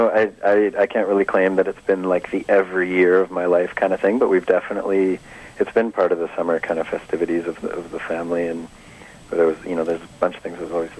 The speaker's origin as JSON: {"language": "English", "town": "Vancouver", "region": "British Columbia", "country": "Canada", "tie": "born or raised there", "also_born_or_lived": "Smithers, British Columbia / Ontario", "said": "I've done certainly most of my gestating here in Vancouver. I've lived a little bit in Ontario, and I was actually born way up north in Smithers, BC."}